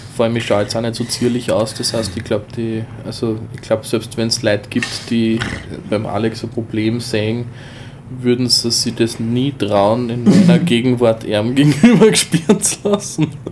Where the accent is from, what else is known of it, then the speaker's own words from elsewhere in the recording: Austria; bei uns in Österreich